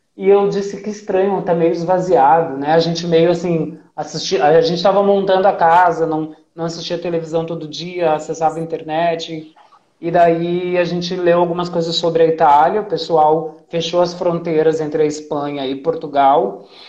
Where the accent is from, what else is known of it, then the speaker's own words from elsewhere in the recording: Mathias Velho, Rio Grande do Sul, Brazil; lá na Matias Velho, onde eu nasci